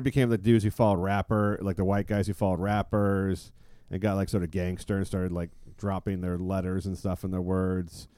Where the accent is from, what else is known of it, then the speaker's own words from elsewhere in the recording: San Francisco, California, United States; growing up in San Francisco, we had no gay, officially gay people in high school